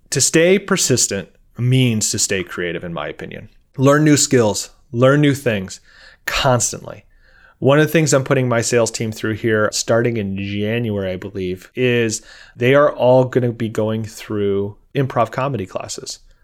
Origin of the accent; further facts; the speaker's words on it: Midwest, United States; I'm from the Midwest.